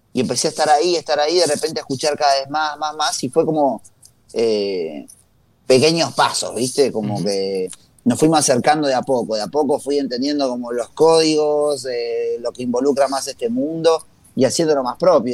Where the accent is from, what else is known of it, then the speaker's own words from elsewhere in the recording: Tucumán, Argentina; moved away; yo crecí en Tucumán, eh, toda mi familia es de Tucumán